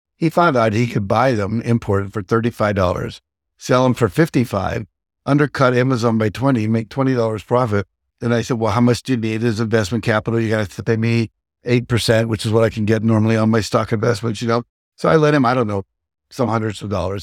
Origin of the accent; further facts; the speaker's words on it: Wheeling, West Virginia, United States; moved away; also born or lived in Texas / Martins Ferry, Ohio; I grew up in Wheeling, West Virginia, born in Texas